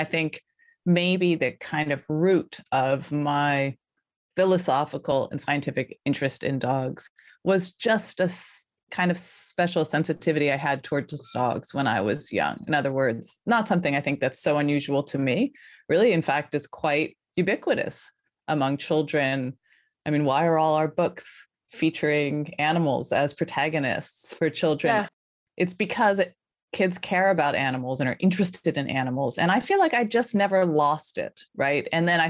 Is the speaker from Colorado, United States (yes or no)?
yes; Colorado, United States; also born or lived in Philadelphia; I grew up in Colorado, in the foothills of Colorado, so pretty rural suburban.